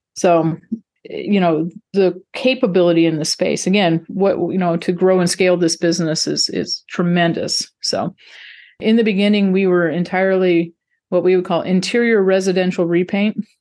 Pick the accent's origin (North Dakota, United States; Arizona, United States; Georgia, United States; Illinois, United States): North Dakota, United States; moved away as an adult; also born or lived in Texas; I grew up in North Dakota of all places, but, uh, went to school in Texas